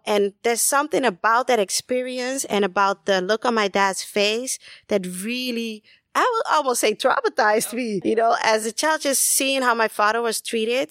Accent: Amsterdam, North Holland, Netherlands; also born or lived in Caribbean; raised in the eighties in Amsterdam, in the Netherlands, spent some time in the Caribbean.

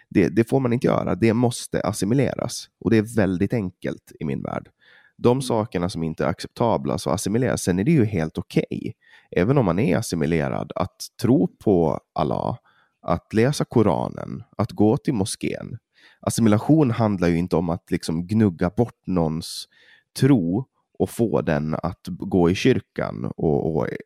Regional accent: Åland, Finland; Jag kan som, som ålänning och från Finland se att det är jävligt onödigt

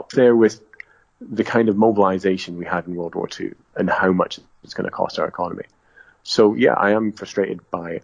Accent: Southern Highlands, Scotland, United Kingdom; growing up in the Southern Highlands

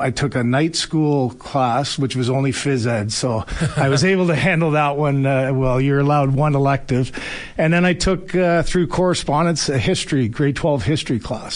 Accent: London, Ontario, Canada; I grew up in London, Ontario

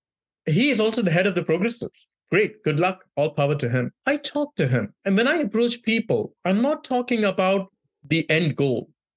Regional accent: Mumbai, Maharashtra, India; also born or lived in rural India; now in California, United States; I grew up in Bombay and different parts of India, including rural India, for 3 to 4 months of every year of my childhood.

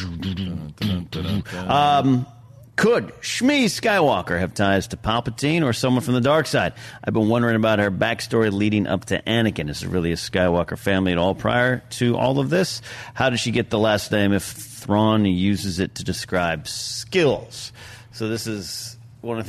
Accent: Arroyo Grande, California, United States; moved away; my hometown of Royal Grande, California

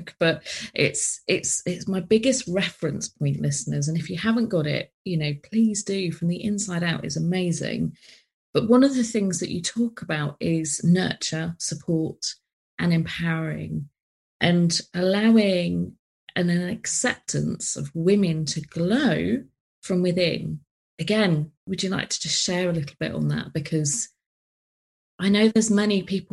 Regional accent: United Kingdom; especially as British

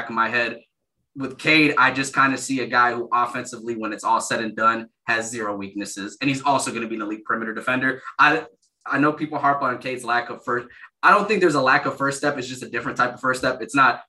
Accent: Michigan, United States; I grew up in Michigan.

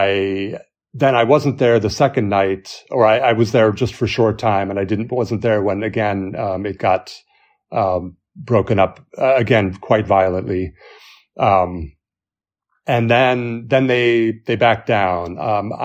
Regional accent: United States; also born or lived in Turkey; now in Tbilisi, Georgia; as an American and having moved here from Turkey

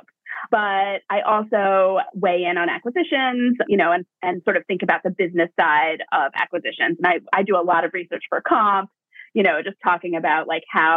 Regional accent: Hastings-on-Hudson, New York, United States; So I grew up in Westchester. I'm from Hastings-on-Hudson and I went to Hastings High School.

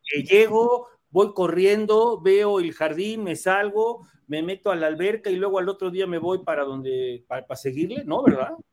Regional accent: Mexico; como buen mexicano

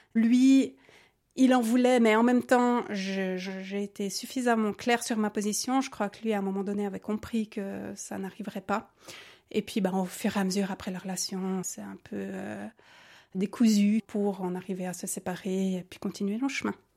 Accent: Neuchâtel, Switzerland; j'ai 37 ans, je viens de Neuchâtel

